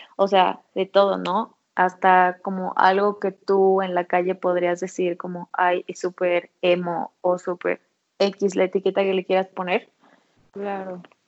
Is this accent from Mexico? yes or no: yes; Mexico; nosotras como mexicanas